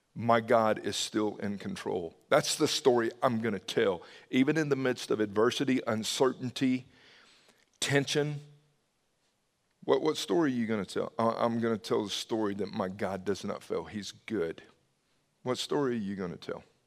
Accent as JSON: {"language": "English", "region": "the South", "country": "United States", "tie": "born or raised there", "said": "I grew up in the South"}